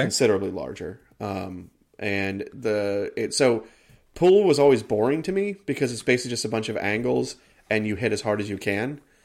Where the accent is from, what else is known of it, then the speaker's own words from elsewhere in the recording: United States; I am an American